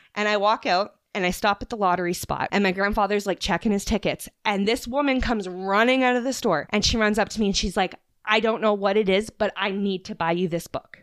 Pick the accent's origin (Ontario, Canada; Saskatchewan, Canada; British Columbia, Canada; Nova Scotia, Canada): Nova Scotia, Canada; I'm from Nova Scotia